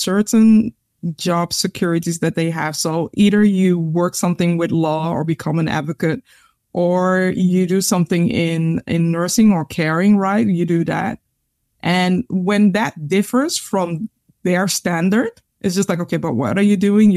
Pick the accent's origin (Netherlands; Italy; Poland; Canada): Netherlands; growing up in the Netherlands